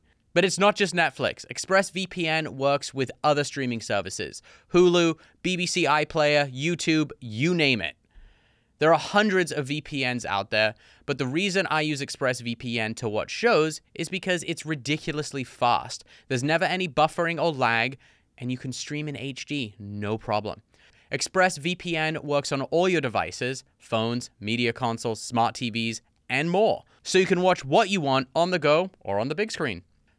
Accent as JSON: {"language": "English", "country": "United States", "said": "I'm very American."}